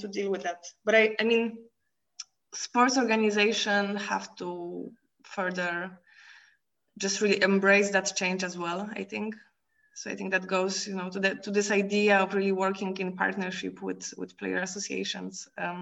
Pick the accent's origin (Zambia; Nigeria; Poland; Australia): Poland; now in Brussels, Belgium; I'm from Poland.